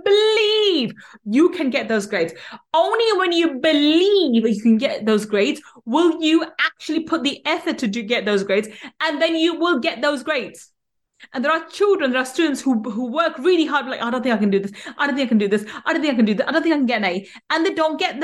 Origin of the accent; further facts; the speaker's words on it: England, United Kingdom; In being English, we don't say Z, we say